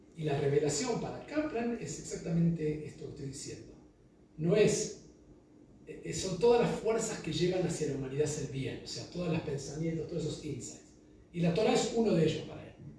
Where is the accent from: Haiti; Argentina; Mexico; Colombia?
Argentina; moved away as an adult; also born or lived in Chile; también como argentino